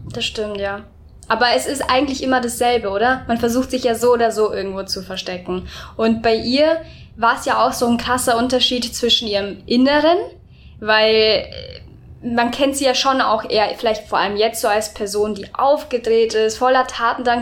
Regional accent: Erding, Bavaria, Germany; ich bin lustigerweise in Erding aufgewachsen

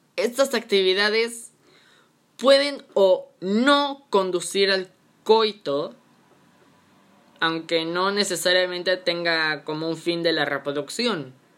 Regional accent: Mexico; en México, en mi país bonito y querido

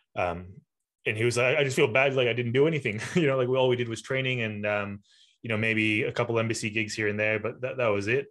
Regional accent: Malaysia; moved away; I'm from Malaysia originally

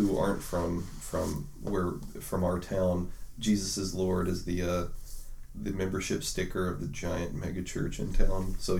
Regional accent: United States; I'm an American. That's a core part of who I am, right?

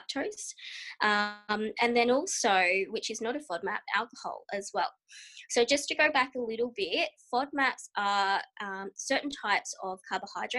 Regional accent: Australia; I am a dietitian from Australia

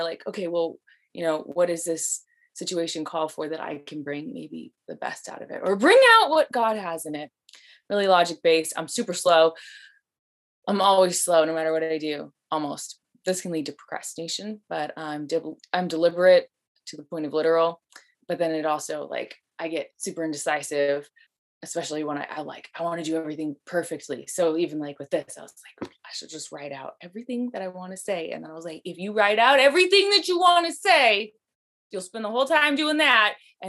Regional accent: Las Vegas, Nevada, United States; now in Oregon, United States; I'm originally from Las Vegas, but we moved here to Oregon in like the early 2000s. So I've been in Oregon longer, but I usually go back to Vegas every year to visit.

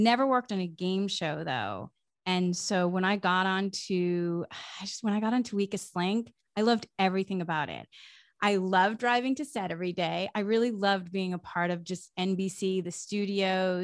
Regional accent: Massachusetts, United States; moved away as an adult; I grew up in New England, in Massachusetts, in a small town

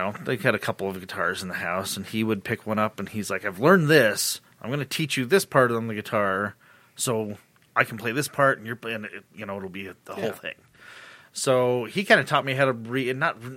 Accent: Utah, United States; I grew up in Utah, LDS household

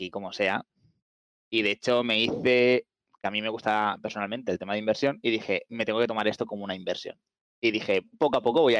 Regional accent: Valencia, Valencian Community, Spain; Pues yo soy de, soy de Valencia, empecé en Star Citizen en octubre del 2021

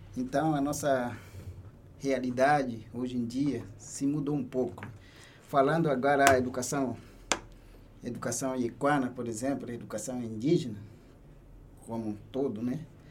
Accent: Brazil-Venezuela border, western Roraima, Brazil; minha comunidade fica no oeste do estado de Roraima, bem fica assim fronteira Brasil-Venezuela

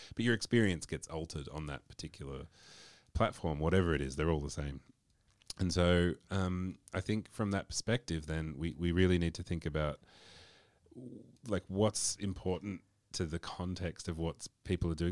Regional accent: Australia; I'm from Australia

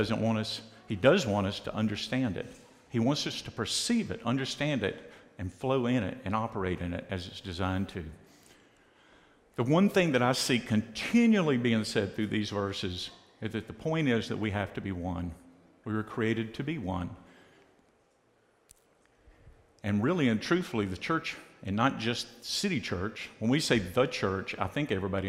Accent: United States; I've grown up in the United States

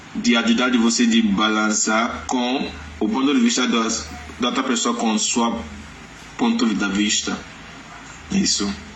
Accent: Lagos, Nigeria; Portuguese is a second language; moved away; also born or lived in Ondo State; venho da Nigeria, do estado de Ondo, mas nas, nasci em Lagos e cresci em Lagos

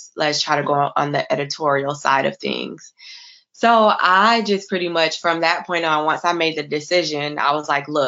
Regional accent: Florida, United States; now in New York City, United States; I'm originally from Florida.

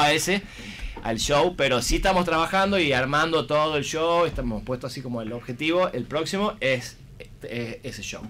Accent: Tucumán, Argentina; somos los tucumanos

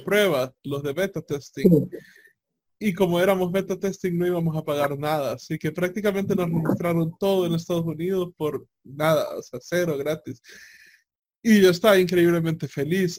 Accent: El Salvador

